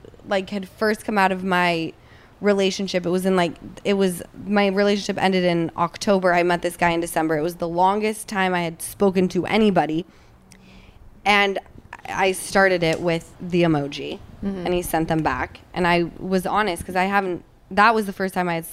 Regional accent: Utah, United States; Easton and I grew up in Utah

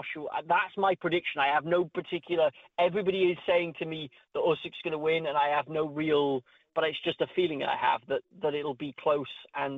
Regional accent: Wales, United Kingdom; They lost to my home country, Wales.

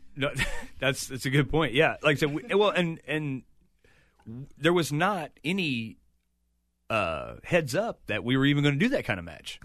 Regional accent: Chillicothe, Missouri, United States; it's my hometown.

